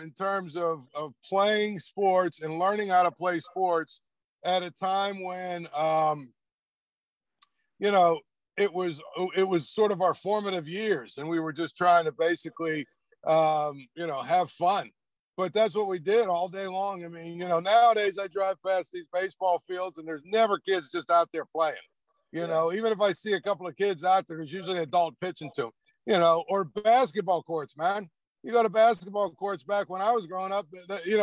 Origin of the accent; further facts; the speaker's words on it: Trafford, Pennsylvania, United States; I'm from a small little area called Trafford. I went to Penn Trafford High School, which is right outside of Pittsburgh.